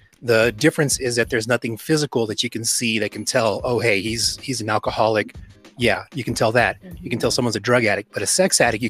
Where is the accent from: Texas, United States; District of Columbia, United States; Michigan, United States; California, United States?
Texas, United States; growing up in America, in the U.S., being born in Texas